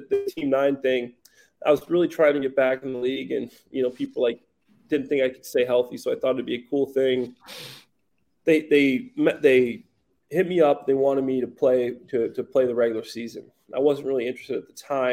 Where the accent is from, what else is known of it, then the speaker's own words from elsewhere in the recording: Chicago, Illinois, United States; I'm from Chicago